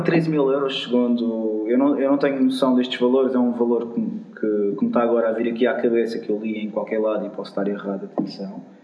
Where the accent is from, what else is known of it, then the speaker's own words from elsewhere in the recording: Madeira, Portugal; eu sou madeirense